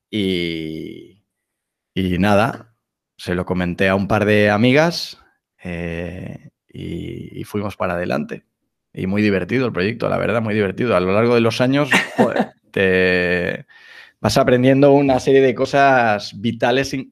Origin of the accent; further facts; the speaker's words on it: Galicia, Spain; now in Madrid, Spain; soy gallego, vivo en, vivo en Madrid desde hace ya 20 años, de ahí que no, el acento ya se ha, perdido